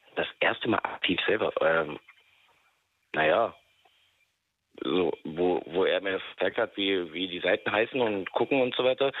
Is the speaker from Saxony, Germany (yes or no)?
yes; Bautzen, Saxony, Germany; Ich komme aus Sachsen, äh, aus Bautzen